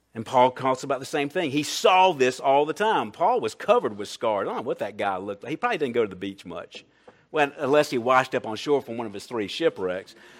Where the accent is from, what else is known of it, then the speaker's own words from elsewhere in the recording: Columbia, South Carolina, United States; I'm from Columbia, South Carolina